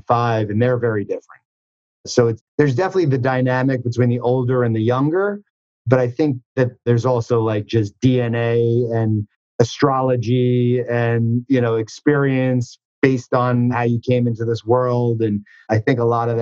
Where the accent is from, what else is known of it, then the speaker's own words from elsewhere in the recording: Huntington, New York, United States; I grew up in Huntington, Long Island, not far from where I am right now